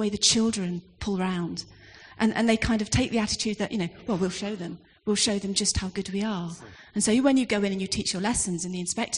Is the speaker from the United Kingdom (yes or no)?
yes; London, United Kingdom; I was born in West Ham